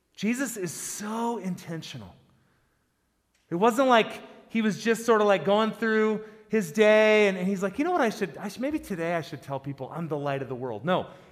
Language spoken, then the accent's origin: English; South Dakota, United States; also born or lived in Boise, Idaho; now in Colorado, United States; I grew up in South Dakota